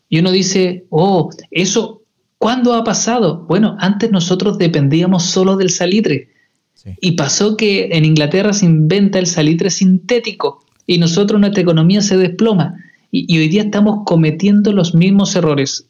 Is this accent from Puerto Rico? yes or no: no; Chile; para nosotros como chilenos